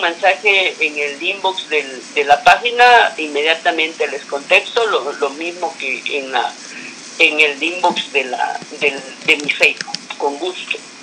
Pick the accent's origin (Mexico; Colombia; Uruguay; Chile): Mexico; Chiapas